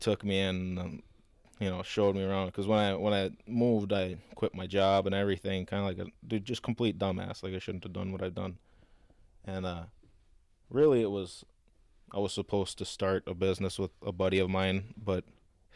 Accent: Coon Rapids, Minnesota, United States; moved away as an adult; also born or lived in Eden Prairie, Minnesota; now in Los Angeles, United States; I moved to Eden Prairie from from Coon Rapids

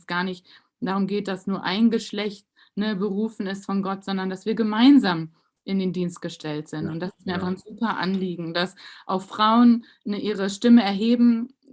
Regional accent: Germany; dass wir als Deutsche, also ging so alle Emotionen so in mir

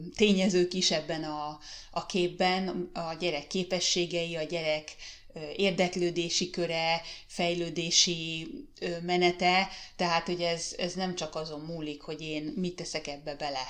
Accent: Hungary; moved away as an adult; now in Finland; nem tudtunk hazamenni Magyarországra

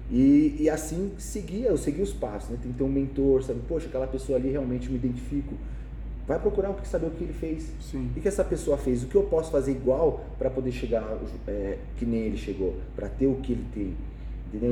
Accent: São Paulo, Brazil; Eu nasci em São Paulo, Brasil

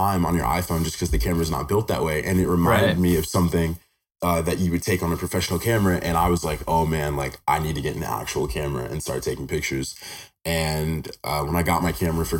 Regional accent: Henderson, Nevada, United States; So I was born and raised in Henderson, Nevada. I've been here my whole life.

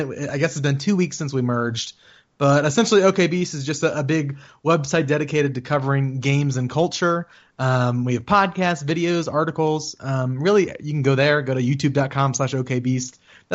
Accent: Virginia, United States; now in Colorado, United States; I live in Colorado, I'm from Virginia.

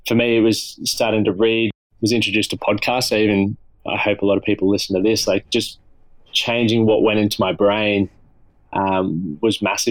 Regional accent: Toowoomba, Queensland, Australia; also born or lived in France; then I went back to my hometown, Toowoomba

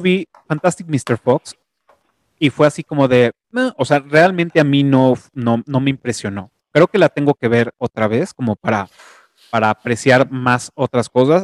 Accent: Mexico; soy orgullosamente mexicano

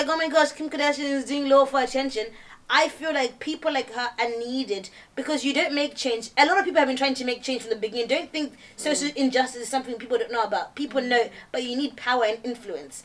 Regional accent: England, United Kingdom; also born or lived in Zimbabwe; I was born in Zimbabwe, moved to England

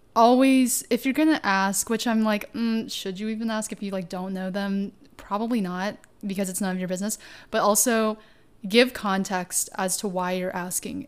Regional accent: Tennessee, United States; also born or lived in China; my experience as an Asian American woman growing up in Tennessee

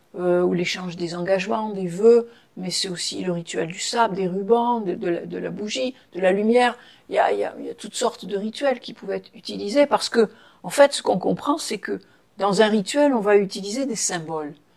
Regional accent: Toulon, Provence-Alpes-Côte d'Azur, France; moved away; de Toulon, de Toulon, Toulon, bord de mer

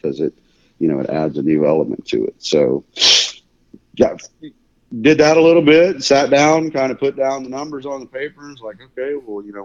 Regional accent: Mississippi, United States; moved away as an adult; also born or lived in Louisiana / Hawaii / Kansas; now in Wichita, United States; Originally I was from Mississippi, grew up there, deer hunting, turkey hunting, a little bit of waterfowling, but not a lot.

